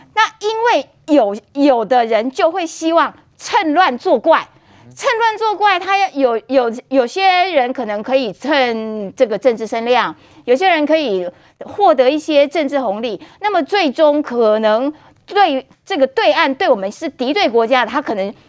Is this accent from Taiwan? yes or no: yes; Kaohsiung, Taiwan; 我来自高雄哦